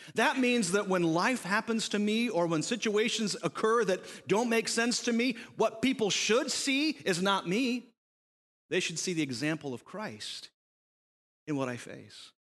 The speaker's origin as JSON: {"language": "English", "country": "United States"}